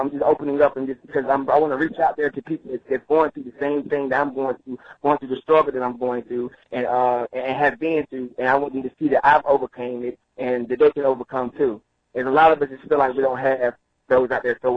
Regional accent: Roselle, New Jersey, United States; also born or lived in Halifax County, North Carolina; I'm from Roselle, New Jersey. That's where I was. That's where I was raised up at. But I was actually birthed and born in North Carolina, a small town by the name of Halifax County.

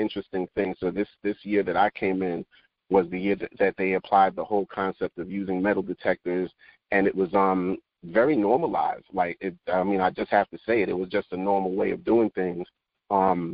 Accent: New York City, New York, United States; moved away; I grew up in Park Slope

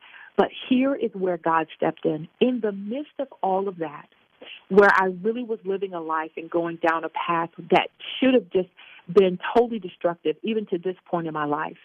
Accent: Baltimore, Maryland, United States; moved away; also born or lived in Virginia; I was born and raised in Baltimore. And we moved from Baltimore because things became very violent in that area at the time, early 70s. And so we moved to Virginia

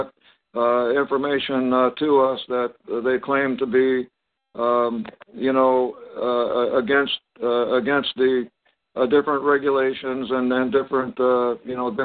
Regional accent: Topeka, Kansas, United States; moved away; also born or lived in Colorado / San Diego / Long Beach; I was born in Topeka, Kansas

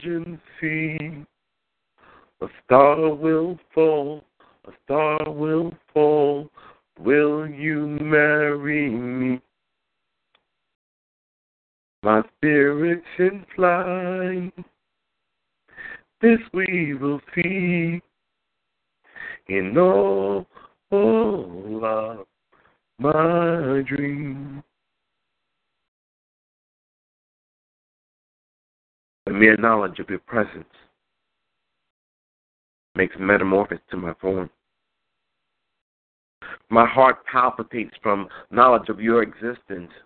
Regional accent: New York City, New York, United States; I was born in Queens, Jamaica. Queens

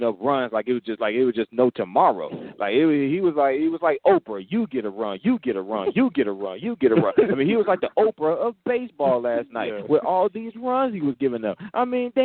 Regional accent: Dallas, Texas, United States; I'm from Dallas

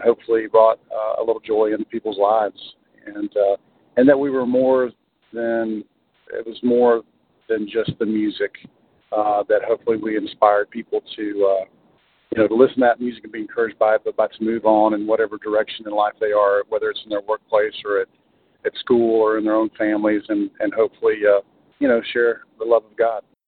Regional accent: Alabama, United States; I'm originally from Alabama, so I grew up knowing about Muscle Shoals

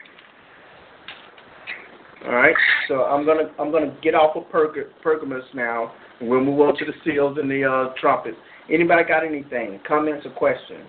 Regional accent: Florida, United States; I'm from Florida

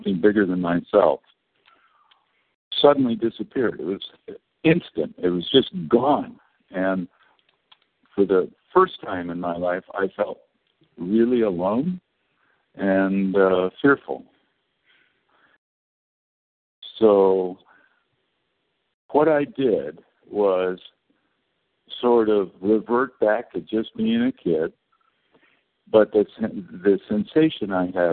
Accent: California, United States; I was born in California to a good family

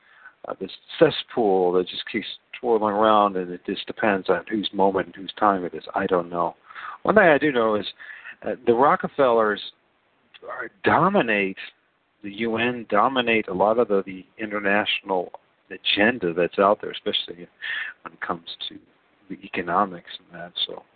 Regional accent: Ohio, United States; I'm a guy from Ohio

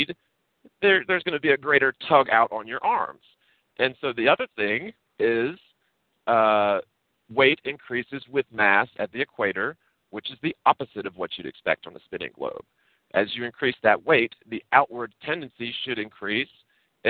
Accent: Florida, United States; also born or lived in Virginia; I grew up in Florida, and by the way, I was born in Virginia, moved to Florida when I was about 8

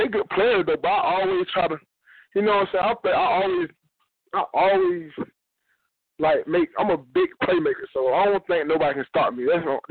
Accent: Georgia, United States; I'm from Georgia originally.

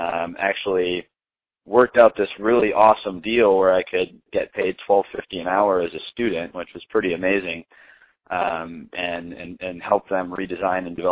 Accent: Ohio, United States; now in Phoenix, United States; I grew up in Ohio

